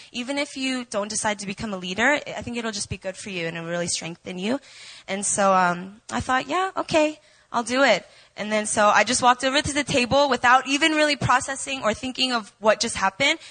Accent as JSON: {"language": "English", "region": "Virginia", "country": "United States", "tie": "born or raised there", "moved": "as an adult", "lives_now": "Seoul, South Korea", "said": "I was born and raised in Virginia"}